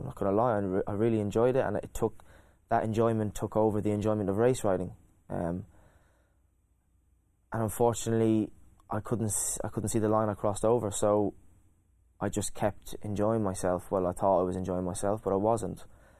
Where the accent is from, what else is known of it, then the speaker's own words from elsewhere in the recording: County Kildare, Ireland; I was a boy with dreams and hopes, and you know, I was just a normal kid. I loved my sports, didn't like school. A pretty normal. I had a great upbringing.